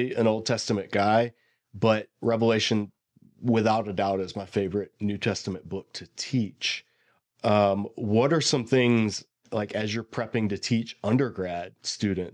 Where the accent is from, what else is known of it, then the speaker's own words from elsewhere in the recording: Bible Belt, the South, United States; I sort of was growing up in the South in the Bible Belt